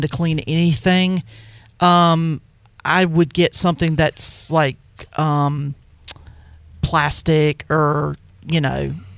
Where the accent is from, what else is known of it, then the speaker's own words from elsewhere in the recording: Farmville, United States; Growing up in Farmville, it was more common to see kids walking than people picking their kids up